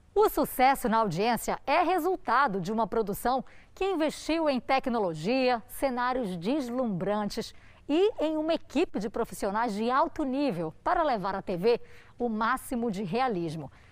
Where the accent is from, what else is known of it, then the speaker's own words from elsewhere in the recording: Spain; now in Brazil; Eu cresci na Espanha